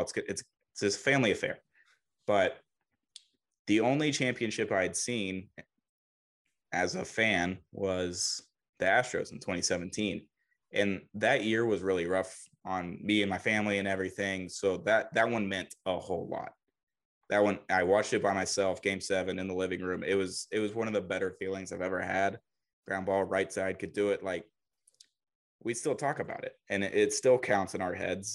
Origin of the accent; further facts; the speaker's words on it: Huntsville, Alabama, United States; also born or lived in Dallas, Texas; I grew up in Huntsville, Alabama